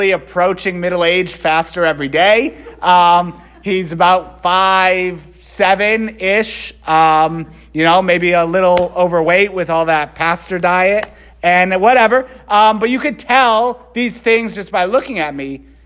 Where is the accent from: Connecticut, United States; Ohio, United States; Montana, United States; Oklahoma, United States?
Connecticut, United States; Waterbury; also born or lived in Philadelphia / Rome; now in New Britain, United States; I was born in Waterbury. I went to Holy Cross High School in Waterbury